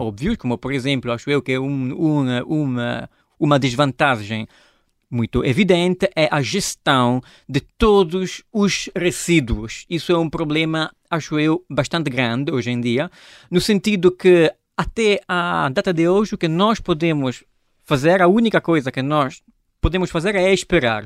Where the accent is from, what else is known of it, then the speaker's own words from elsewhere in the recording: Italy; Portuguese is a second language; moved away as an adult; also born or lived in Genoa, Italy; now in Lisbon, Portugal; sou italiano